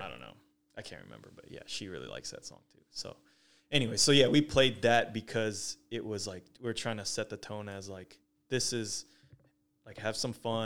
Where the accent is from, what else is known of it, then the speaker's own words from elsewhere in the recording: Fair Oaks, California, United States; I grew up near Fair Oaks, which there's chickens wandering around all the time